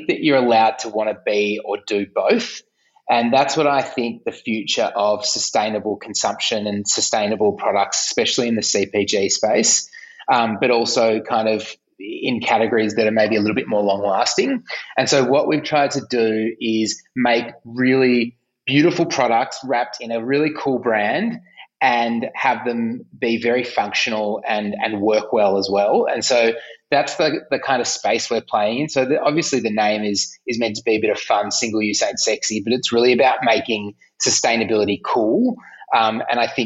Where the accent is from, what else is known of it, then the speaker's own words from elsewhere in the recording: Melbourne, Victoria, Australia; I'm from Melbourne